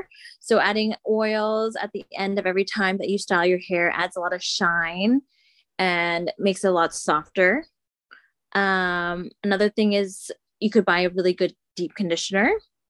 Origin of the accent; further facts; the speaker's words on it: Philippines; So say for myself, I'm Filipino.